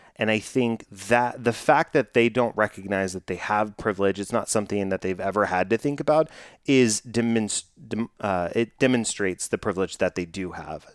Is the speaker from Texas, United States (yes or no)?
yes; Texas, United States; growing up in Texas